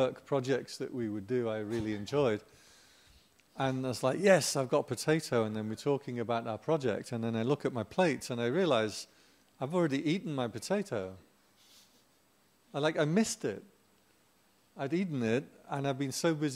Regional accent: England, United Kingdom; I'm English

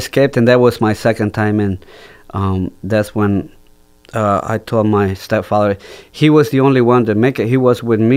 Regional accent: Jalapa, Guatemala; English is a second language; moved away as an adult; also born or lived in Maryland; now in Geneva, United States; my hometown, which is Jalapa

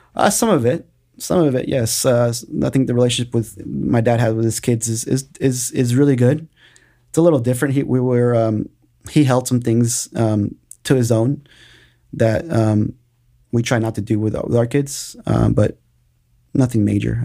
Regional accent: Austin, Texas, United States; also born or lived in Mexico; I've been in Austin since I was three years old

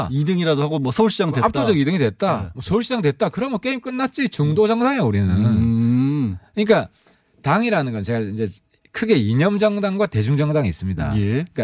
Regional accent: Honam, South Korea; 저는 호남 쪽입니다.

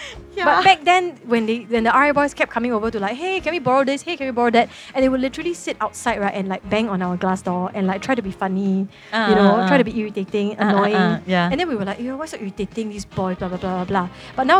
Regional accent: Singapore; born or raised there

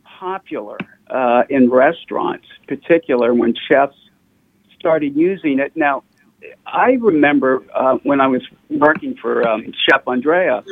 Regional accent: New Orleans, Louisiana, United States; now in Seattle, United States; when you're from New Orleans

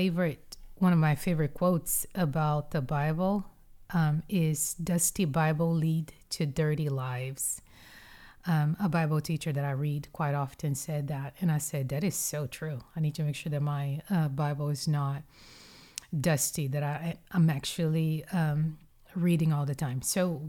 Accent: Brazil; now in United States; When I grew up in Brazil, I grew up eating French bread for breakfast. And when I came to the States and I had some health issues with high blood pressure

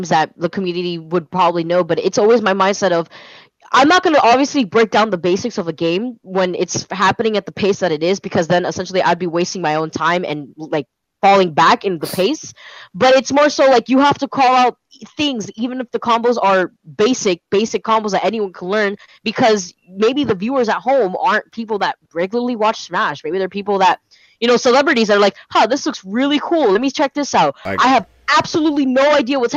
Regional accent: Miami, Florida, United States; I am from Miami

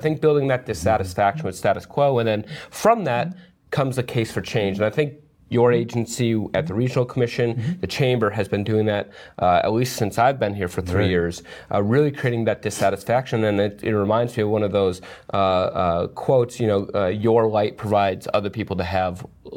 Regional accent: Bennington, Vermont, United States; I grew up in Bennington

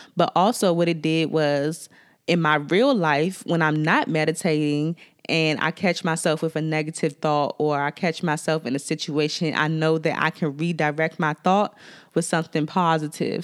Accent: Washington, District of Columbia, United States; accent: DC; my D C accent

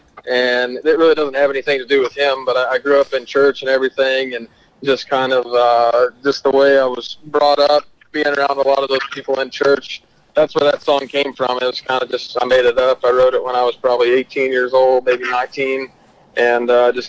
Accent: Fort Worth, Texas, United States; I'm obviously from the Fort Worth area

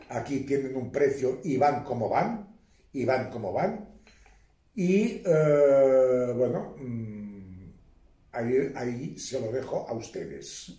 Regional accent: Catalonia, Spain; yo soy catalán por los cuatro costados

